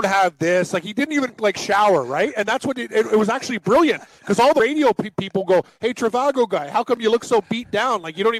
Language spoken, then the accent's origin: English; Houston, Texas, United States; born there; also born or lived in New York; I was born in Houston. Yeah, born in Houston. And a lot of time between New York and Houston.